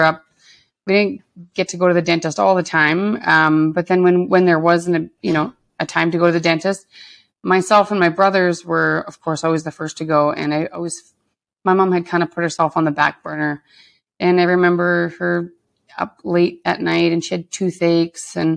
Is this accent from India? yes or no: no; Lac La Biche, Alberta, Canada; moved away as an adult; also born or lived in Edmonton; from growing up in a smaller town